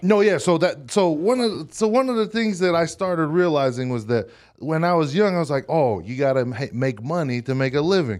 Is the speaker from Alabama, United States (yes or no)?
no; Hawaii, United States; moved away as an adult; now in Utah, United States; I grew up in Hawaii, and then when I came to Utah